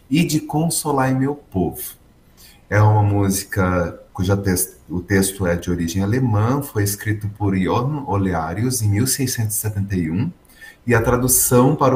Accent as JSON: {"language": "Portuguese", "town": "Porto Alegre", "region": "Rio Grande do Sul", "country": "Brazil"}